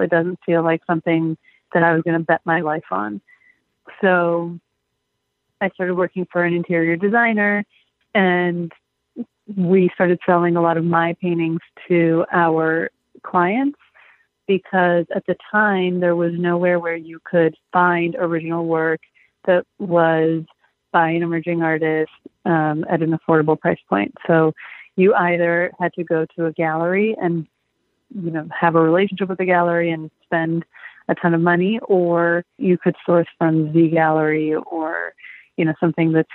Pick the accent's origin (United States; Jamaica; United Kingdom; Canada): United States; Los Angeles, California; also born or lived in Michigan; I'm from Los Angeles, born and raised